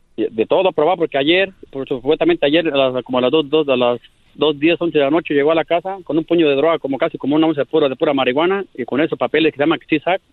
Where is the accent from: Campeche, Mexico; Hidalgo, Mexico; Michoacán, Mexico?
Michoacán, Mexico; somos michoacanos